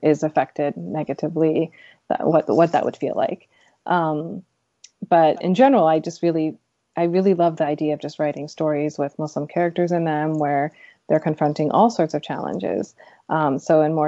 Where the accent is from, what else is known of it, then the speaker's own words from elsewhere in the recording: United States; I'm a Pakistani American